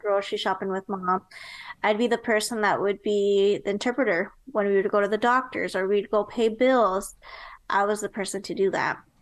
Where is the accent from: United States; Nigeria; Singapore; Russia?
United States; Nebraska; moved away as an adult; now in Texas, United States; later on moved to Nebraska. And that's actually where I was raised.